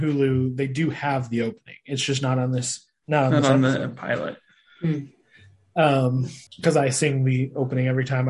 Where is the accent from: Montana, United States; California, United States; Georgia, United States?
Montana, United States; Sidney; The town I grew up in Montana was 6,000 people.